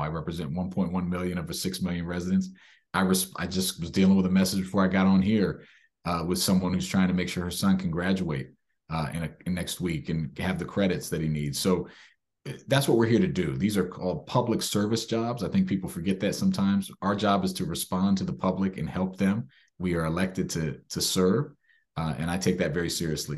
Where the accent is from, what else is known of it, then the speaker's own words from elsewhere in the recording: Maryland, United States; I was born and raised in Maryland